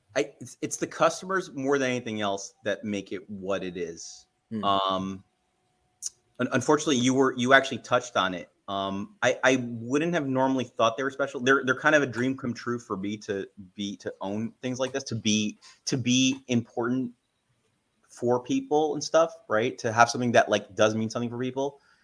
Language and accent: English; New York City, New York, United States; I'm actually from the Bronx